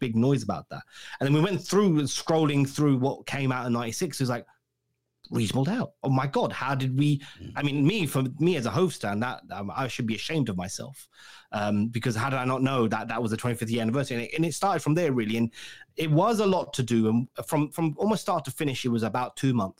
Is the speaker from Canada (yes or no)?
no; England, United Kingdom; I'm English